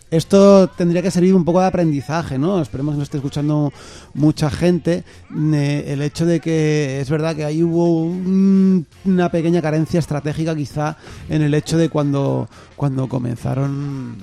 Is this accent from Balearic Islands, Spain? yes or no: no; Castile and León, Spain; soy de Castilla